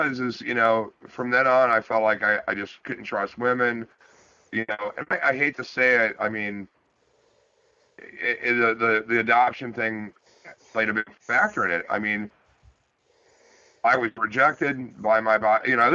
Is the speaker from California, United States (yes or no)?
no; Massillon, Ohio, United States; I was born in Massillon